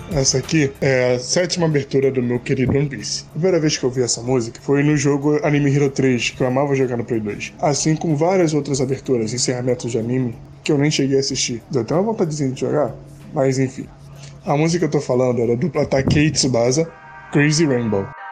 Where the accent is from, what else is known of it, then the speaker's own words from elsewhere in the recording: São Gonçalo, Rio de Janeiro, Brazil; sou de São Gonçalo, Rio de Janeiro